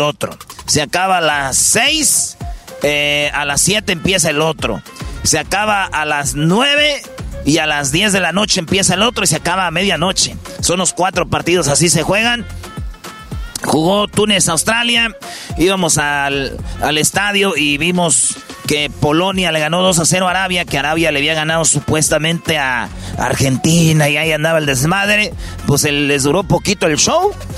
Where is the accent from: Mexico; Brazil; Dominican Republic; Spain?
Mexico; somos mexicanos